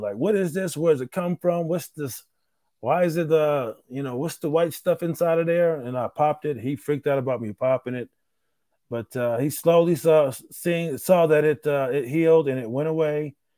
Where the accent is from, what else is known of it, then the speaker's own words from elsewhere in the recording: Rochester, New York, United States; moved away; my hometown of Rochester, New York